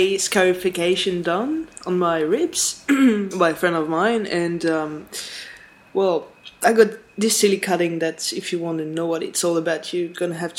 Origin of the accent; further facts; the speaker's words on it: northern suburbs of Paris, Île-de-France, France; English is a second language; moved away as an adult; now in Australia; I'm French, although lots of people think that I'm German or Dutch. I come from northern suburbs of Paris, a very, very boring place where the favourite activity is to burn cars, usually.